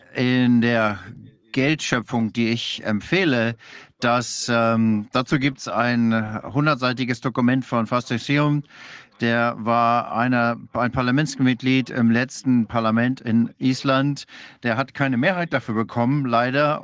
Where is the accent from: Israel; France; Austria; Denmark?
Denmark; German is a second language; Ich bin Däne